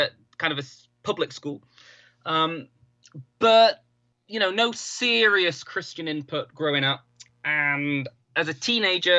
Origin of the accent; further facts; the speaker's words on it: the Northwest, North West England, United Kingdom; moved away as an adult; also born or lived in Oxford; the town I was brought up in the Northwest is a very kind of historically Catholic part of the country